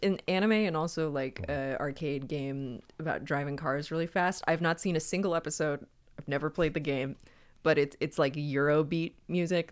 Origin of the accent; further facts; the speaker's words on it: Wilmington, North Carolina, United States; it was filmed in my hometown